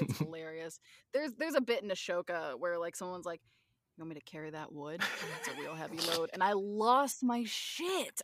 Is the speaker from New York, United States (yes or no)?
no; Northwest Arkansas, United States; I'm originally from from Northwest Arkansas